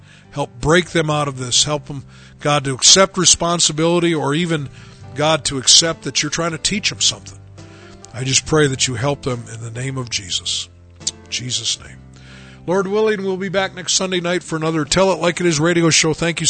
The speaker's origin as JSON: {"language": "English", "town": "Chicago", "region": "Illinois", "country": "United States", "said": "just because I'm from Chicago, I got the really long sentence."}